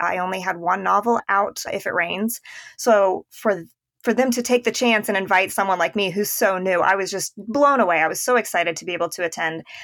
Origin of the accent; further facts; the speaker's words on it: Indiana, United States; moved away; my husband's from Illinois and I'm from Indiana